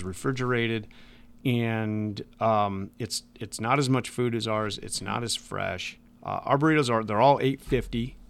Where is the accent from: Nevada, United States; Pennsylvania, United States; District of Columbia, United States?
Nevada, United States; Las Vegas; moved away; I grew up in Las Vegas